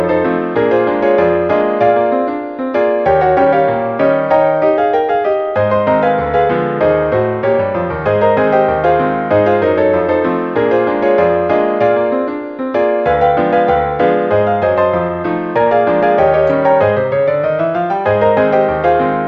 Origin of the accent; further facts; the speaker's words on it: Broward County, South Florida, United States; I grew up in South Florida in Broward County